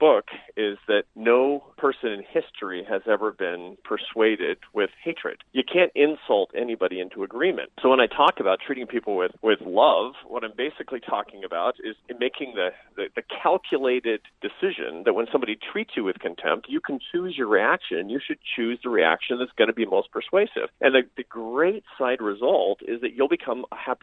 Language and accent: English; Seattle, Washington, United States; I grew up in Seattle, Washington, the most progressive place in the United States.